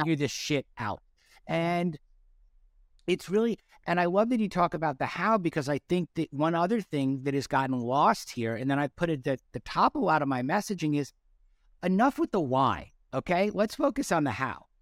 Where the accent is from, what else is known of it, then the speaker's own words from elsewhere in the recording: North Shore of Long Island, New York, United States; I grew up on the North Shore of Long Island.